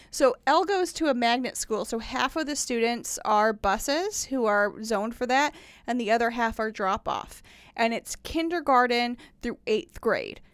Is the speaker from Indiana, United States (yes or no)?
yes; Indiana, United States; moved away as an adult; also born or lived in Tennessee; now in Nashville, United States; I grew up in Indiana